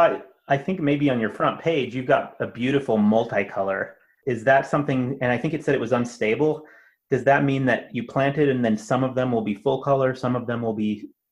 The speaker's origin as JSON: {"language": "English", "town": "Seattle", "region": "Washington", "country": "United States", "tie": "born or raised there", "said": "where I grew up in Seattle"}